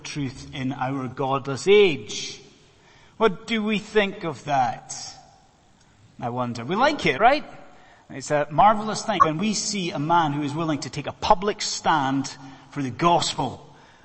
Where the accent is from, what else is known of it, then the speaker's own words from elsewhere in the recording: Scotland, United Kingdom; moved away as an adult; now in London, United Kingdom; I'm a Scotsman